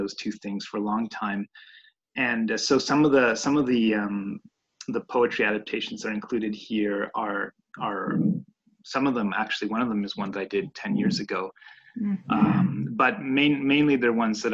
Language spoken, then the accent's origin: English; Montreal, Quebec, Canada; also born or lived in Italy; I'm an illustrator based in Montreal, and I was born in Montreal